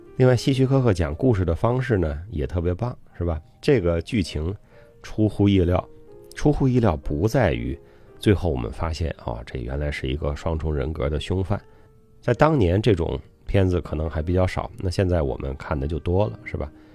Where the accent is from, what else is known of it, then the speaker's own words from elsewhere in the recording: Zhuozhou, Hebei, China; 我的老家啊，河北涿州